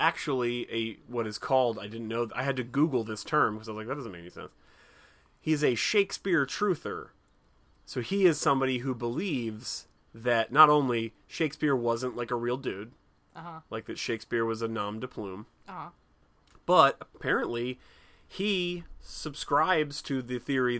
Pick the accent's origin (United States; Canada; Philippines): Canada; I'm Canadian.